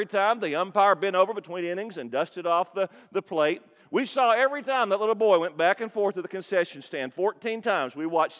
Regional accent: Kentucky, United States; I'm from Kentucky

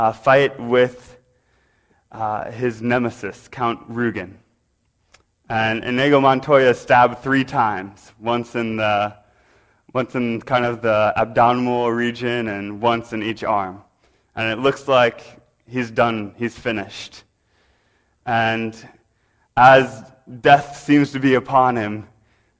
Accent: Omaha, Nebraska, United States; now in Chicago, United States; I hail from the great state of Nebraska. You've probably never heard of it. It's in the middle of nowhere, literally, the middle of the U.S. And I grew up in Omaha.

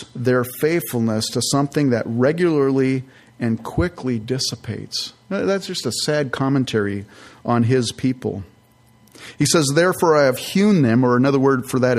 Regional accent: Northern California, United States; moved away; I grew up in California, in Northern California

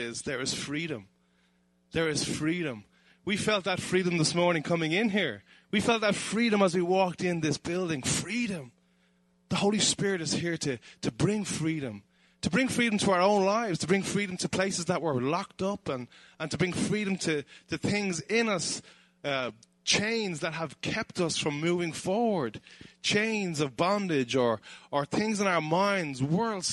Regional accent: Dublin, Leinster, Ireland; I'm originally from Dublin, and we live just outside Dublin in Ireland. And Conor McGregor lives in my hometown

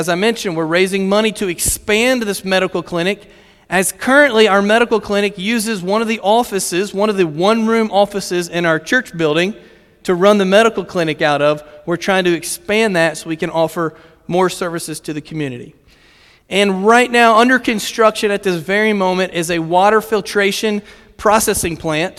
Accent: Virginia, United States; Yes, I am American, and I am from Virginia. I'm sorry, I'm not from Kentucky, but I am from Virginia.

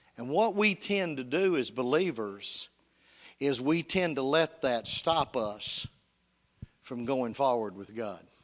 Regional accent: Union City, United States; Union City, my hometown

